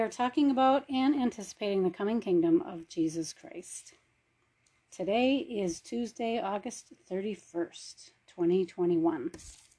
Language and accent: English; Minnesota, United States; moved away as an adult; now in Arizona, United States; I was born and raised in Minnesota. I left there when I was in my 30s.